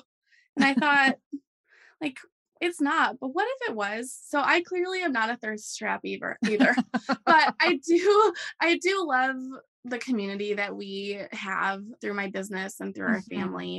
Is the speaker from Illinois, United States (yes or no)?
yes; Rockford, Illinois, United States; also born or lived in Arizona; I grew up in Rockford, outside of the Chicago area, by a couple hours. And I've been like a Midwest girl and never really traveled much.